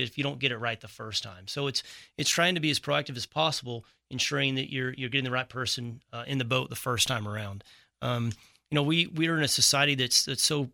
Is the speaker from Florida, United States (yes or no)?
no; Texas, United States; I was born and raised in Texas, moved off for